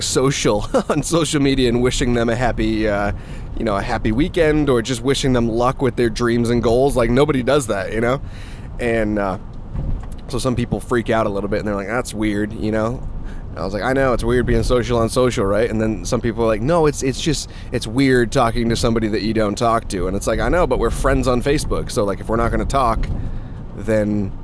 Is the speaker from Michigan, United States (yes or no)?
no; Massachusetts, United States; I was born in Massachusetts and raised a Patriots fan.